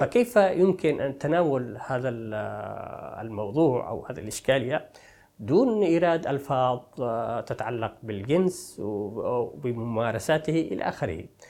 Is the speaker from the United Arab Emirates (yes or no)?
no; rural Taiz, Taiz Governorate, Yemen; moved away as an adult; now in Paris, France; جيت من منطقه ريفيه من تعز